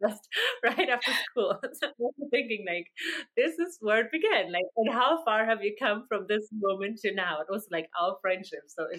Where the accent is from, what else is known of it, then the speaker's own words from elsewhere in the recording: Germany; English is a second language; I am from Germany.